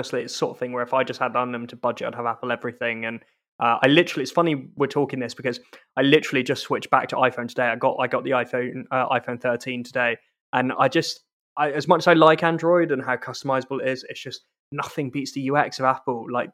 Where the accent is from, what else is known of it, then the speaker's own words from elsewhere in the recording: South East England, United Kingdom; also born or lived in London; now in Scotland; despite being Scottish, and you can tell from my accent, I grew up in the southeast of England